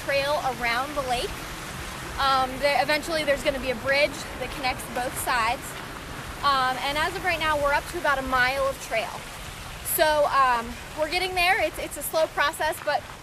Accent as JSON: {"language": "English", "country": "United States", "tie": "born or raised there", "said": "I grew up in Somerset County"}